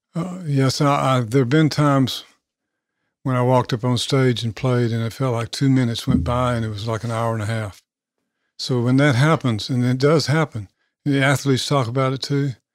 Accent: Nashville, Tennessee, United States; I grew up in South Nashville off Franklin Road

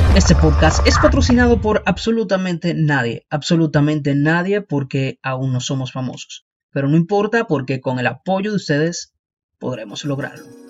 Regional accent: Dominican Republic; República Dominicana, mi isla, mi país.

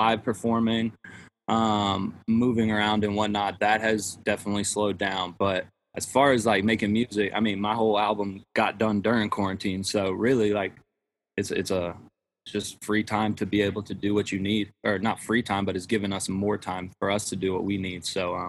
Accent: Nashville, Tennessee, United States; I'm from Nashville, but my family moved to Texas they actually just moved again, but they were there for like 2 years. So when had met you guys, my mom was in Texas, but I'm from Nashville. That's where I am right now. Where I spent my high school. I spent 10 years here. So Nashville's home to me

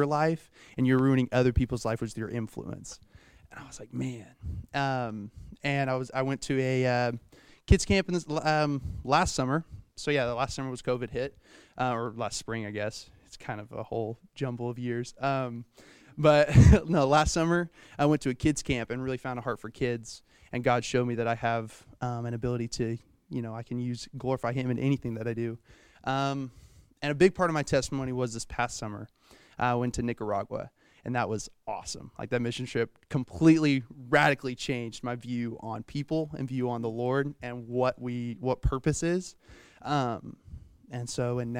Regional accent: Owosso, Michigan, United States; came back to Owosso, and met all my friends that I still have to this day

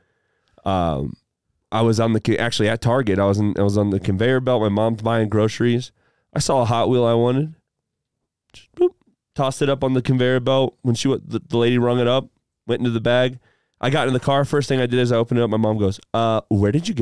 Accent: Bettendorf, Iowa, United States; moved away; where I'm from, Bettendorf, Iowa, there were like three or four like major UFC fighters from my hometown

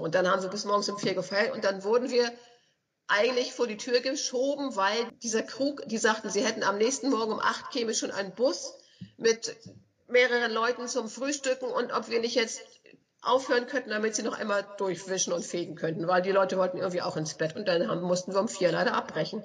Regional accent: Schleswig-Holstein, Germany; als Schleswig-Holsteiner

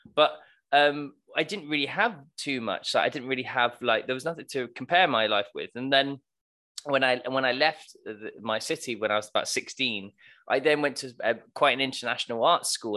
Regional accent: Plymouth, South West England, United Kingdom; I, I'm from a pla-, place called Plymouth

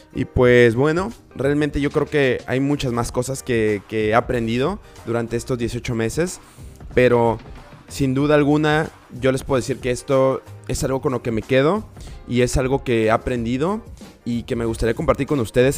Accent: Villahermosa, Tabasco, Mexico; moved away; mi ciudad natal, que es Villahermosa, Tabasco. Y bueno, no es natal, pero donde crecí.

